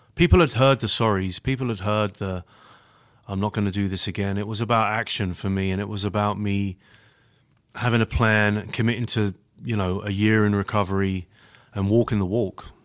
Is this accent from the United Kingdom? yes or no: yes; London, United Kingdom; accent: British; moved away as an adult; now in Grand Rapids, United States; born and raised in London, England